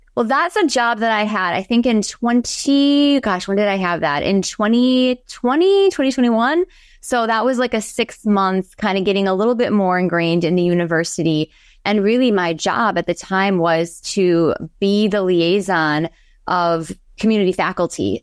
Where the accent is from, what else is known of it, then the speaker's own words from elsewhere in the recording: Pewaukee, Wisconsin, United States; I am from a small town of ten thousand, although I think it's probably larger now, called Pewaukee